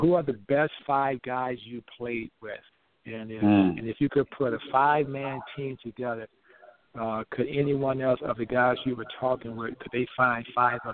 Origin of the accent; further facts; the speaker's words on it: Flint, Michigan, United States; moved away as an adult; also born or lived in New York; now in Minneapolis, United States; Carl Banks and I grew up together in Flint, Michigan